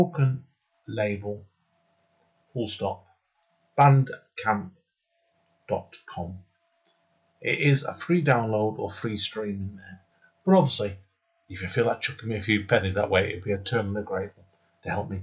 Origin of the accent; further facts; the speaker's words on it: Stretford, North West England, United Kingdom; moved away as an adult; now in Denton, United Kingdom; I was born, and the first house I lived on was next to a place called the Chapel of Rest